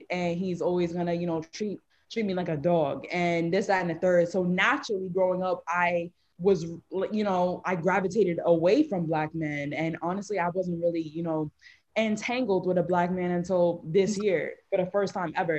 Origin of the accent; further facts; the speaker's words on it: New Jersey, United States; I'm 21. I'm from New Jersey.